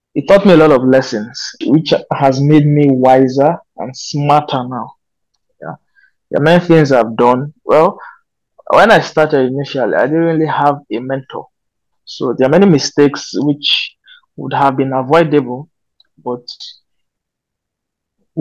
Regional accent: Kogi, Nigeria; also born or lived in Minna, Niger State; now in Abuja, Nigeria; I come from Kogi State, currently based in Abuja.

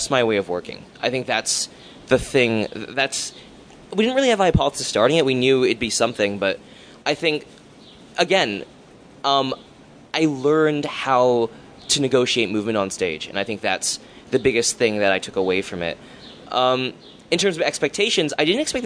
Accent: Hamilton, Ontario, Canada; I'm from Hamilton, where the disciplines don't really talk to each other

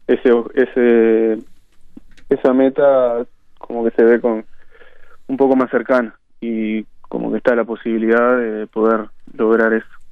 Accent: Barrio Nuevo París, Montevideo, Uruguay; yo nací en Barrio La Valleja y, después con 7, 8 años me mudé a Barrio Nuevo París y desde entonces vivo, vivo ahí

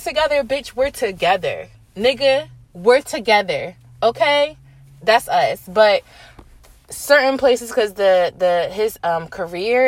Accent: Virginia, United States; moved away; I went back home to my hometown, VA

